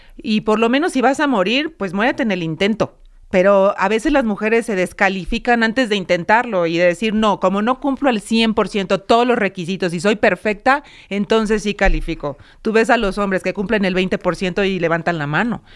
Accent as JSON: {"language": "Spanish", "country": "Mexico", "said": "los mexicanos y que las mujeres somos capaces de tener este puesto"}